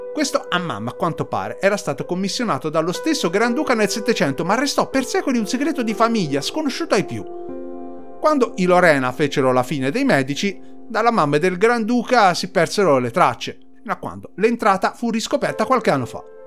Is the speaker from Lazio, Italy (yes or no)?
no; Tuscany, Italy; fatto da Toscani Doc